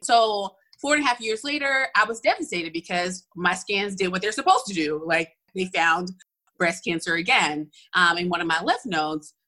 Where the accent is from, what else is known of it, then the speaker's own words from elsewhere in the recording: Atlanta, Georgia, United States; I am originally from Atlanta. So I'm at one of those few Atlanta natives